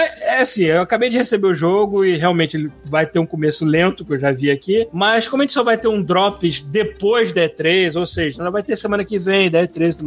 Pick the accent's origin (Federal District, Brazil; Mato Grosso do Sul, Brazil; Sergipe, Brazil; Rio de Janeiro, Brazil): Rio de Janeiro, Brazil; Também sou carioca e morava no Largo do Machado.